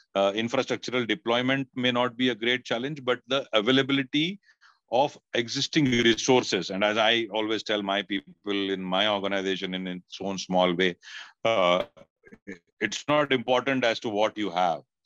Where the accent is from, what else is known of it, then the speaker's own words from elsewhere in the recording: India; as an Indian